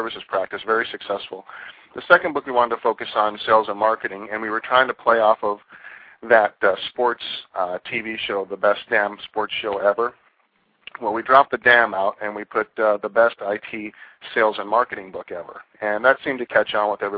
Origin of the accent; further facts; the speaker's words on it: New York, United States; also born or lived in Southern California; now in California, United States; I'm a two-coaster. I grew up in New York, so we call smog pollution in New York, and we call pollution smog in California.